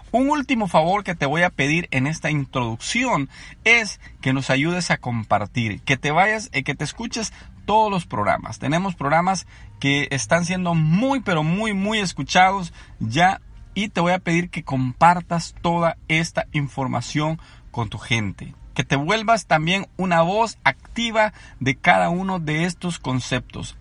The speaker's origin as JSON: {"language": "Spanish", "country": "El Salvador", "tie": "born or raised there", "moved": "as an adult", "lives_now": "Anaheim, United States", "said": "soy originario del Salvador. soy un inmigrante en Estados Unidos."}